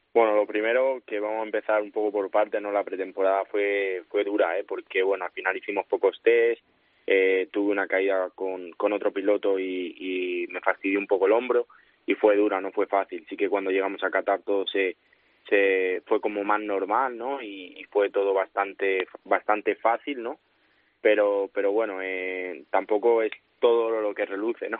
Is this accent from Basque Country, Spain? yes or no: no; San Martín de la Vega, Community of Madrid, Spain; es mi pueblo, eh, todo el mundo creo que aquí, bueno, pues al final me, me conoce pues, porque es un pueblo pequeñito y conozco a todo el mundo